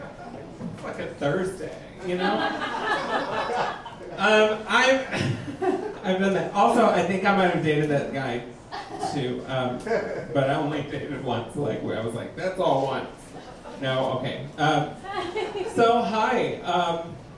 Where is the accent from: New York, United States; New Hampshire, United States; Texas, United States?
Texas, United States; moved away as an adult; also born or lived in Los Angeles; now in Wisconsin, United States; I'm from Texas